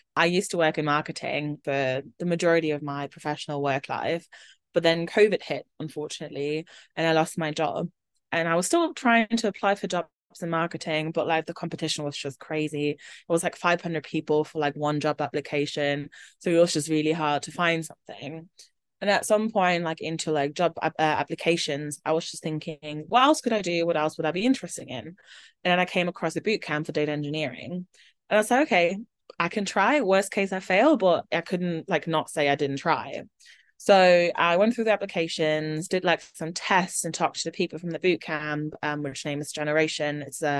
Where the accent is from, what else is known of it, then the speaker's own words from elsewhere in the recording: Germany; because I'm originally from Germany, so it had to be an international background check.